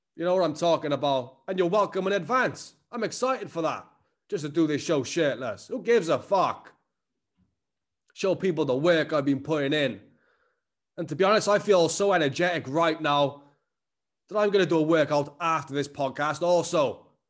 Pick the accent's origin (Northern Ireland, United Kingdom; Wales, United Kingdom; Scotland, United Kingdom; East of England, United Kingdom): Wales, United Kingdom; Cardiff; accent: Cardiff; I'm Cardiff as fuck